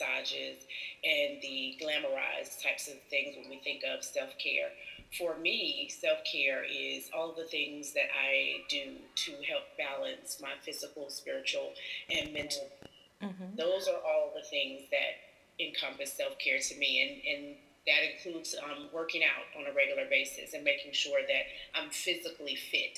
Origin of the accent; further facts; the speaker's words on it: High Point, North Carolina, United States; I am from High Point, North Carolina